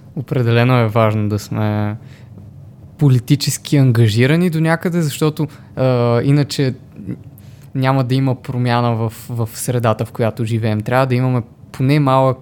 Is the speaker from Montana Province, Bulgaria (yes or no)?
yes; Montana, Montana Province, Bulgaria; also born or lived in Sofia; now in Montana, Bulgaria; се прибрах в родния си град Монтана